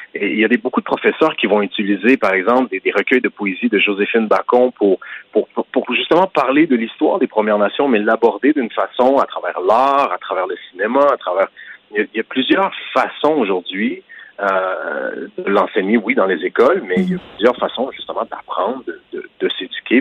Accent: Quebec, Canada; en tant que Québécois, en tant que Canadien

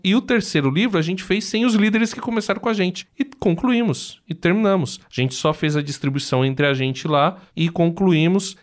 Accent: Brazil; a gente é brasileiro

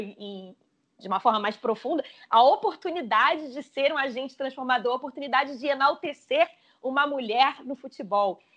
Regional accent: Brazil; a gente como brasileiro

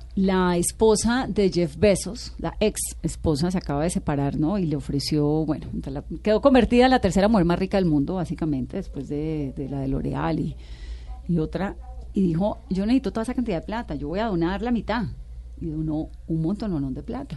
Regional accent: Colombia; somos los colombianos

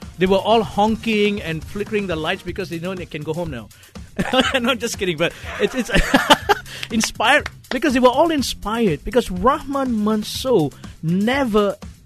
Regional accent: Malaysia; moved away as an adult; also born or lived in Australia; as a Malaysian

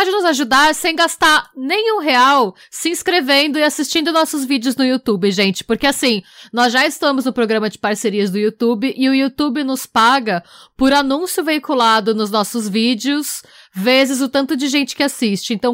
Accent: Brazil; nós somos brasileiras

